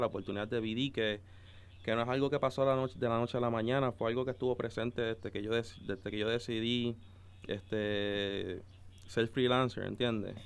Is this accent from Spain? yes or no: no; Puerto Rico; also born or lived in Dominican Republic; yo básicamente soy de Puerto Rico madre dominicana, este, papá puertorriqueño. Este, yo los primeros años de mi vida me crié en República Dominicana.